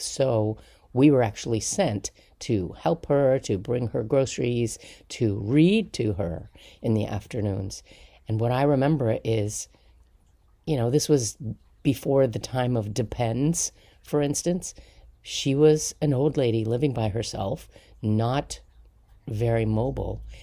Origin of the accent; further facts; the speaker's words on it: Palisades, New York, United States; I grew up in Sneedon's Landing in New York, just outside of Manhattan